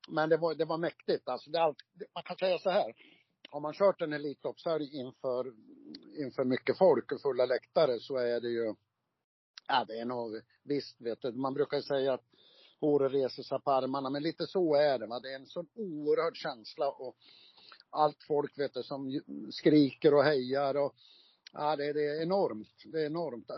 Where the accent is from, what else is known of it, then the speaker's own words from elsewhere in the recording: Gävle, Gävleborg County, Sweden; Fjärde, fjärde Tvärgatan var jag född på, men det finns ju inte kvar utan heter väl Brynäsgränd nu